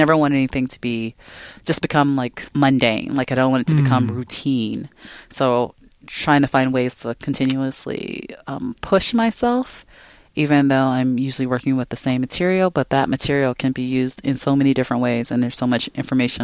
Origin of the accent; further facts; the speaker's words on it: Chicago, Illinois, United States; moved away as an adult; now in Seattle, United States; I grew up in Chicago